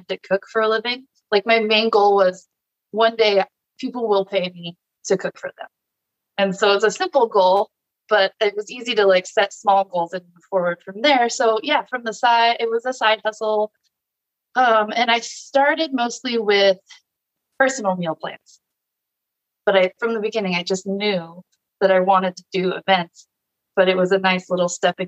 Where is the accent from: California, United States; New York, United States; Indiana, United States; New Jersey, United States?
California, United States; Orange County; now in Temecula, United States; I started in my hometown. I'm from Orange County.